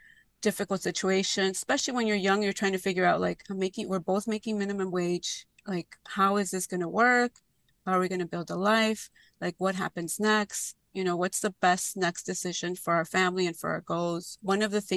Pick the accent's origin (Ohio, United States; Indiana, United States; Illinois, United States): Illinois, United States; Chicago; I grew up in Little Village. My parents are still there